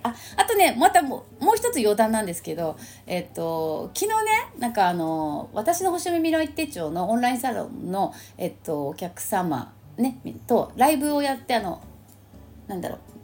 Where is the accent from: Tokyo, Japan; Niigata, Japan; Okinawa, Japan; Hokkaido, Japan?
Tokyo, Japan; St. Luke's International Hospital; 聖六加国際病院でね私あの病院で生まれたんですけど